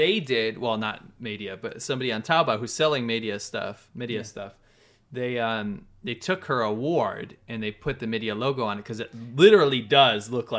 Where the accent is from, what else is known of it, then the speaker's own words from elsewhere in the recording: United States; moved away; I used to think it was because, oh, I'm American or something.